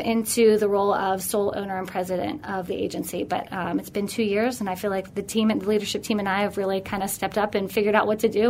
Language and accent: English; Pittsburgh, Pennsylvania, United States; also born or lived in New York City; born and raised in Pittsburgh.